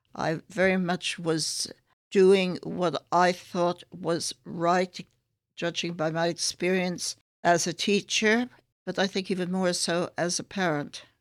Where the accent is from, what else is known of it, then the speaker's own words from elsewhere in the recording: San Francisco, California, United States; moved away as an adult; also born or lived in New York / Boston, Massachusetts; now in London, United Kingdom; spent part of my childhood in a suburb of San Francisco